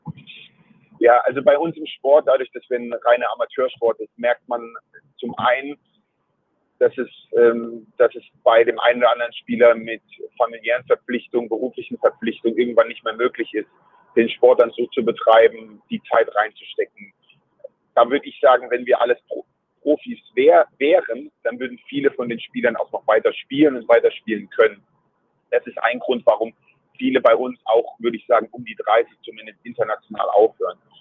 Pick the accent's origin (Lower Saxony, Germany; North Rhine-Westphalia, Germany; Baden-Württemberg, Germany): Baden-Württemberg, Germany; Mannheim; also born or lived in Käfertal; ich bin in Mannheim geboren und wir sind dann nach Käfertal gezogen. Da war ich vier Jahre alt